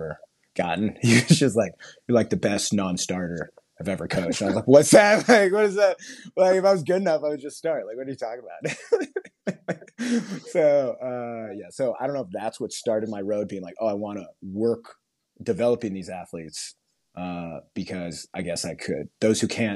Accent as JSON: {"language": "English", "town": "Garden Grove", "region": "California", "country": "United States", "tie": "born or raised there", "also_born_or_lived": "Long Beach, California / Anaheim, California / New York", "moved": "as an adult", "said": "I was born in Long Beach and then I went grew up basically in Garden Grove"}